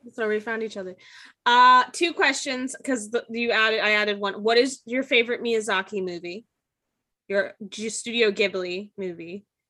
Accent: United States; as an American

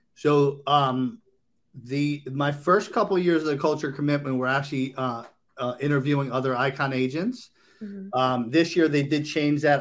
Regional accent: Maryland, United States; also born or lived in Boca Raton, Florida; now in Palm Beach County, Florida, United States; originally from Maryland

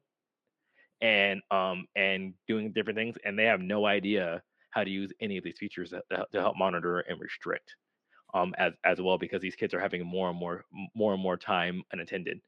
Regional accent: United States; I'm American

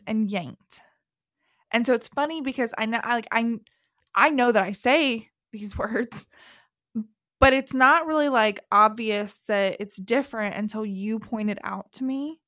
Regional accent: the South, Southern United States, United States; accent: southern; my southern accent comes out far more at home than in public

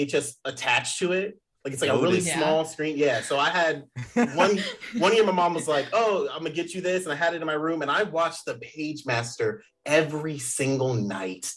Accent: Maryland, United States; I'm from Maryland

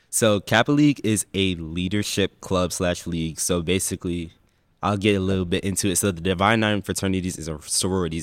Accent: Windsor, Connecticut, United States; born and raised in Windsor, Connecticut.

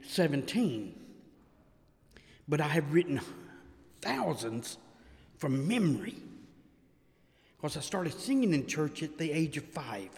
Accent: West Paducah, Kentucky, United States; also born or lived in Cumming, Georgia; now in Savannah, United States; I'm from Cumming, Georgia, originally from West Paducah, Kentucky

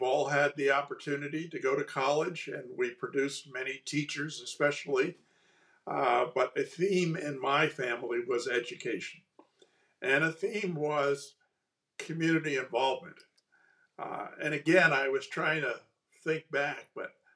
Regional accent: East Coast, United States; moved away as an adult; now in California, United States; I grew up on the East Coast, so I'm truly a fake Californian. I came to California for 1 or 2 years in 1971

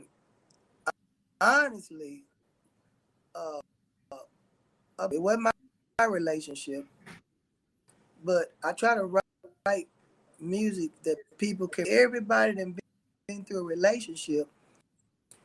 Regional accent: Shreveport, Louisiana, United States; also born or lived in Houston, Texas; Louisiana, practically all my life. So, you know what I'm saying? Once I moved from Houston, I was raised here in Shreveport, Louisiana

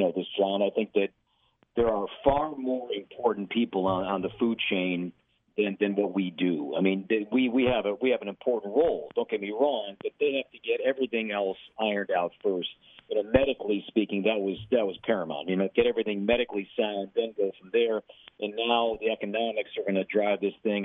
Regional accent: Chicago, Illinois, United States; also born or lived in Minneapolis West Metro, Minnesota; now in Minneapolis, United States; I'm from Chicago.

